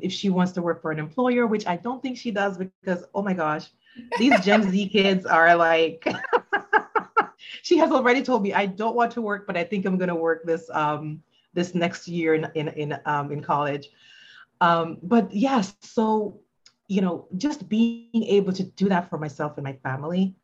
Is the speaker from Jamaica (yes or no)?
yes; Jamaica; now in United States; I grew up in Jamaica and we used to wear uniforms to school